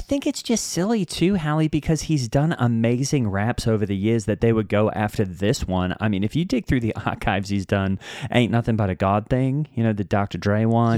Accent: Australia; I'm from Australia

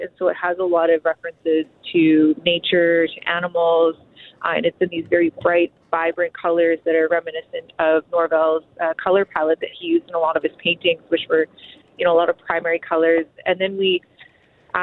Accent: Kenora, Ontario, Canada; now in Winnipeg, Canada; we're both from Treaty 3. I grew up in Kenora

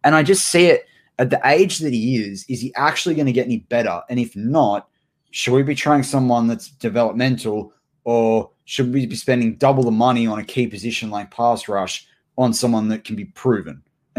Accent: New South Wales, Australia; we're from New South Wales.

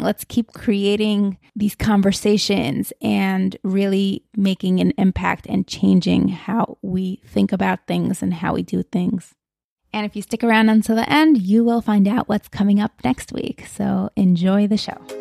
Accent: Moscow, Russia; now in United States; I grew up in Moscow, Russia, where we did not have hashgachos on products

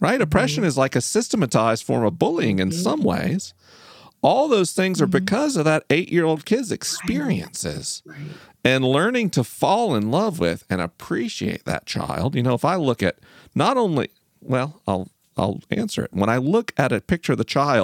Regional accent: the South, United States; Growing up in the South

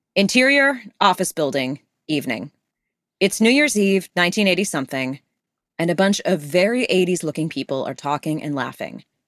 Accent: Los Angeles, California, United States; I'm from L A, like, we, we, we, Father Junipero Serra's, uh, uh, you know, Camino Real, like, on the side of the freeway, like, w-, in my hometown

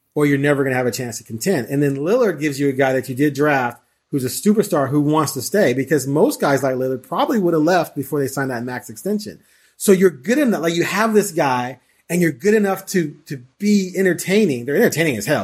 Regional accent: Bay Area, California, United States; also born or lived in Chicago; originally from Chicago, but I, I, I discovered, well, my parents moved when I was five to the Bay Area

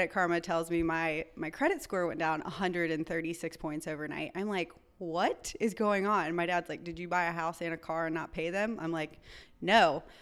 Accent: North Carolina, United States; also born or lived in Chicago, Illinois; I was born in Chicago, Illinois, grew up in North Carolina, kind of been a gypsy my entire life.

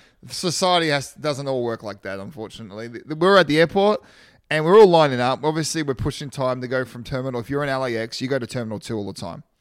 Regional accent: Australia; now in United States; I'm from Australia.

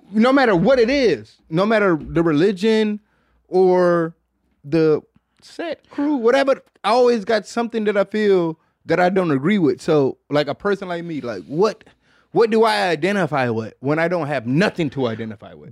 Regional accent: Detroit, Michigan, United States; I'm from Detroit

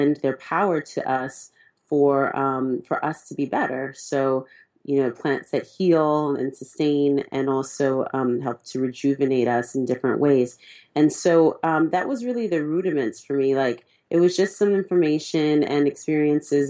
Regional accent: California, United States; I'm from California, and in Cali

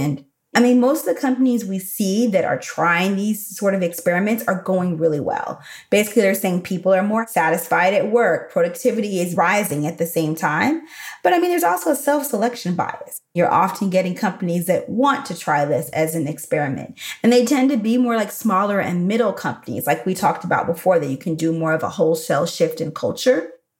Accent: Chicago, Illinois, United States; also born or lived in Texas; But then I can show up like I'm from the South Side of Chicago, which is actually where my parents are from and where I lived from 12.

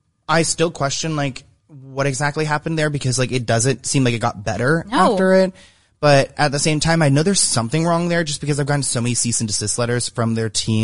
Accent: United States; moved away as an adult; also born or lived in Florida; now in California, United States; I'm from D.C., Virginia, D.C.

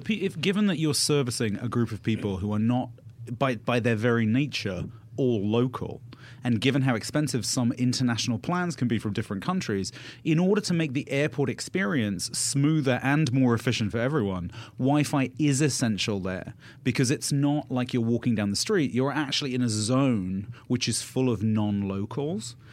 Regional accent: United Kingdom; now in United States; I'm British. I've lived in America for a long time

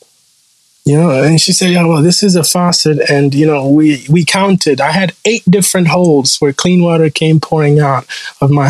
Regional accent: Rwanda; born or raised there; English is a second language; moved away

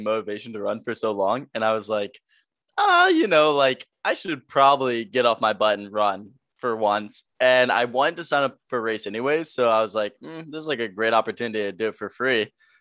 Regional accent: Virginia, United States; now in Los Angeles, United States; I'm from Virginia. I now live

